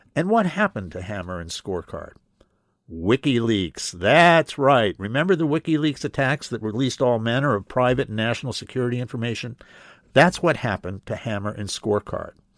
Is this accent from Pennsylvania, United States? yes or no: yes; Pennsylvania, United States; Pennsylvania, my home state